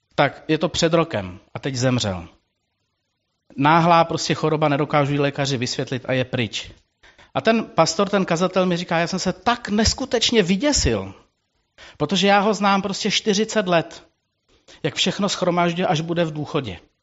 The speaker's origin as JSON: {"language": "Czech", "country": "Czechia", "said": "jako český národ, jako Češi"}